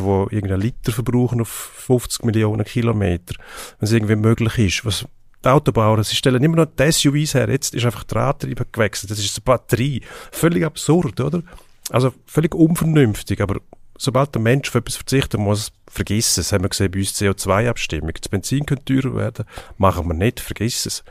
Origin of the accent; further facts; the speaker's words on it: Switzerland; bei uns in der Schweiz